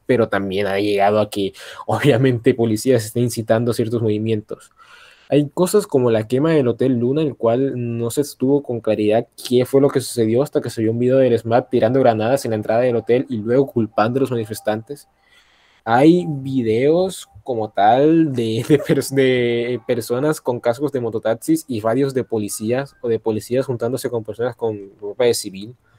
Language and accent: Spanish; Colombia; yo soy el único colombiano de esta madre